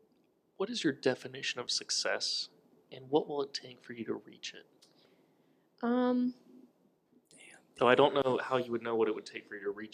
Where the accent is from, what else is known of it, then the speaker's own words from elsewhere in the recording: Georgia, United States; my home state, far off land of Georgia.